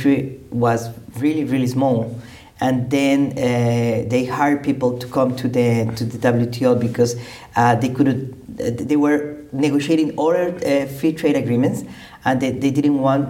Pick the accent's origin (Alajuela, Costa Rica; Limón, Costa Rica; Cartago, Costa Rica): Cartago, Costa Rica; Paraíso; moved away as an adult; also born or lived in San José, Costa Rica; now in Geneva, Switzerland; I'm from a small town called Paraíso in okay. Costa Rica